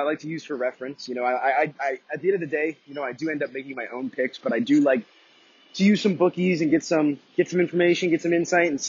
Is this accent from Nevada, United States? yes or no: no; Colorado, United States; I'm from Colorado.